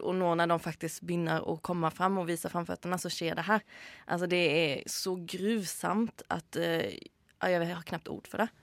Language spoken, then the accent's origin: Norwegian; Sweden; now in Norway; jeg som svensk